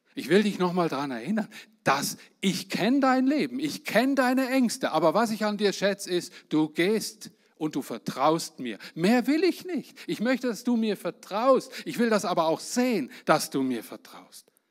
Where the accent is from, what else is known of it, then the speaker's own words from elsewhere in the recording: Germany; Ich bin Deutscher